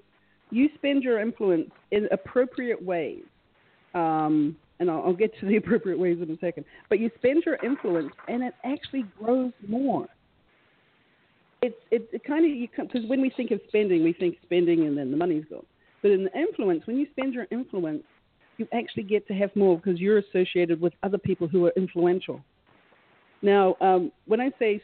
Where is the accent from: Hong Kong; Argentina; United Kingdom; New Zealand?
New Zealand; moved away; I'm originally from New Zealand